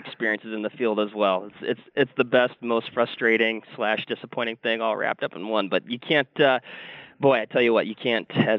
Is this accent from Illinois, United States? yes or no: no; Washington, United States; moved away; I'm originally from Washington State, so that's kind of my background